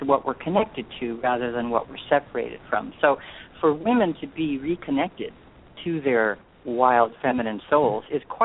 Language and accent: English; Hawaii, United States; moved away; also born or lived in California; I grew up in Hawaii.